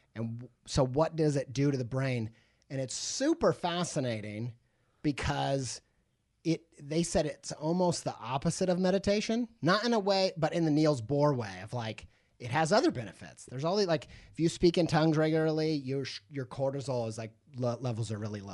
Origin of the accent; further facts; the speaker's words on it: Midwest, United States; I grew up in the Midwest